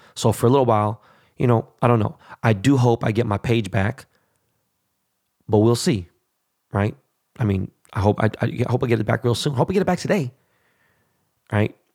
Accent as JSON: {"language": "English", "country": "United States", "said": "we as American citizens"}